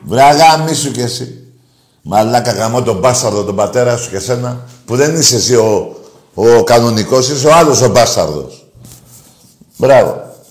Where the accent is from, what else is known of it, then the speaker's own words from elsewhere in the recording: Greece; είμαι Έλληνας